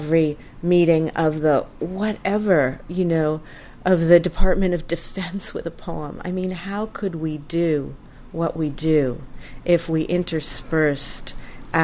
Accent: United States; my home country, America

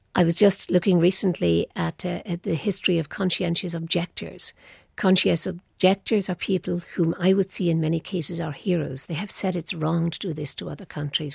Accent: Ireland; I come from Ireland.

